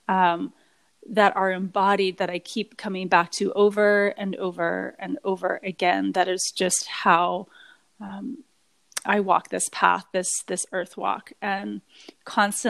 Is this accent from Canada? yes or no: yes; British Columbia, Canada; I was blessed at a young age to have a lot of nature time on Vancouver Island, which is, I'm from British Columbia, Canada